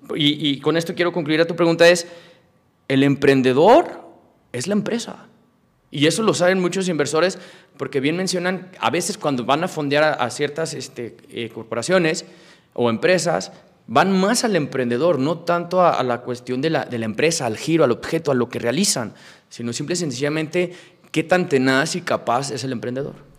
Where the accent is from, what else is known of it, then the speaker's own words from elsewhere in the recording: Mexico; Yo soy mexicano, mi empresa es mexicana